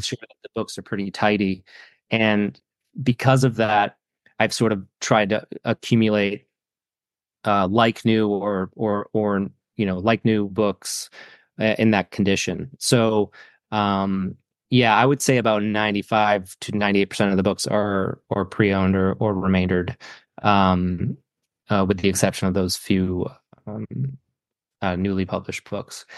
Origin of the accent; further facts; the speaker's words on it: Saco, Maine, United States; I grew up in Saco, which is the town next to Biddeford.